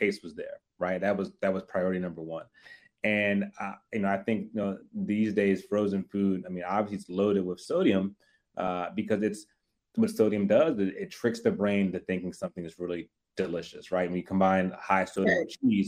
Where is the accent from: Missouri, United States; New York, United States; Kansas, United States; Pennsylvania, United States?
Pennsylvania, United States; Philadelphia; moved away as an adult; also born or lived in Harrisburg, Pennsylvania; now in Washington, D.C., United States; I grew up right outside of Philadelphia. Moved to D.C. May of 2017.